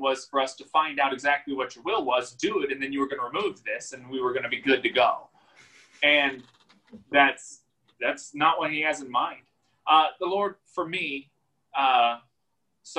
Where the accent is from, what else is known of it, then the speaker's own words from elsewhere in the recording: United States; as Americans